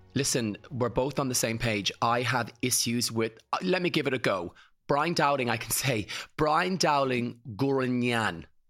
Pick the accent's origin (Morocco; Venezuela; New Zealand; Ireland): Ireland; County Kildare, Leinster; grew up in Ruthangian, in County Kildare, in the eighties